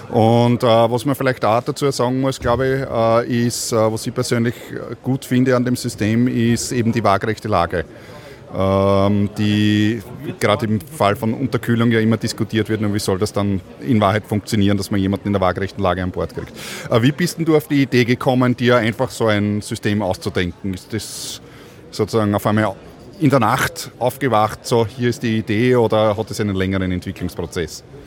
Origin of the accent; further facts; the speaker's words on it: Austria; als Österreicher